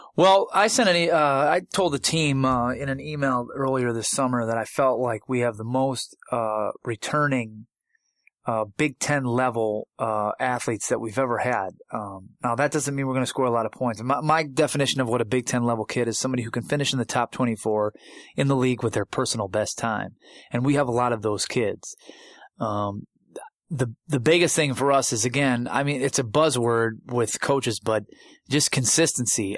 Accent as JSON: {"language": "English", "town": "Buffalo", "region": "New York", "country": "United States", "tie": "born or raised there", "moved": "as an adult", "lives_now": "East Lansing, United States", "said": "I was in grad school at the University of Buffalo, my hometown"}